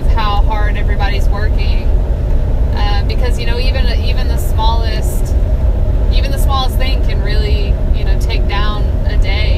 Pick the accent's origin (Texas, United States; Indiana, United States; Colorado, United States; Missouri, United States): Texas, United States; I'm from Texas